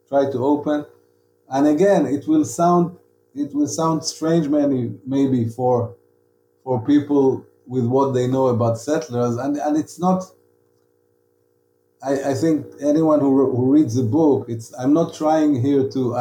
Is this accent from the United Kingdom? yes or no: no; Tel Aviv, Tel Aviv District, Israel; I was from Tel Aviv and I was a writer